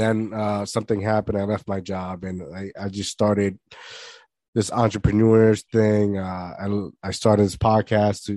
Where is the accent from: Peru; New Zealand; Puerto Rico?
Puerto Rico; I'm half Puerto Rican. I grew up in Puerto Rico